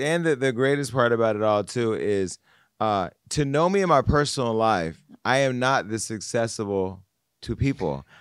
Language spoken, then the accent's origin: English; Stockton, California, United States; I'm from Stockton, California